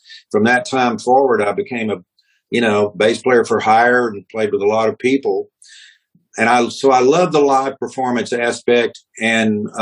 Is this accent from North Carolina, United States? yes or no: no; Austin, Texas, United States; I grew up in Texas, and I'll probably be here all my